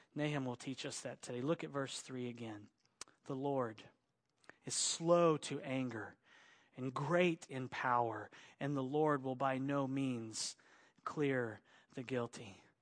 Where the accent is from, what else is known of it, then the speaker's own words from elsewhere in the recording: Oklahoma, United States; also born or lived in Arkansas / Texas / Los Angeles; now in Central Coast, California, United States; I was bo-, born in Arkansas, raised in Oklahoma, so I'm an Okie.